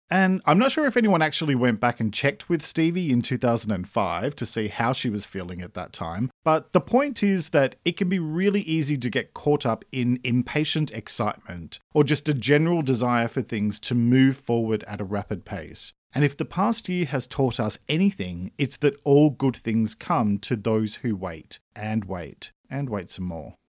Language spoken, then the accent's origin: English; Australia; I'm an Australian writer and speaker